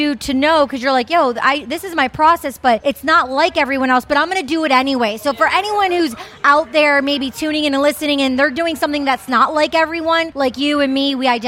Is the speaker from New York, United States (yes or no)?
no; Detroit, Michigan, United States; I'm from Detroit